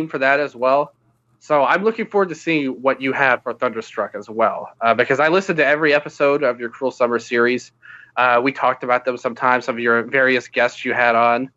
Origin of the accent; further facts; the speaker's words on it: United States; being an American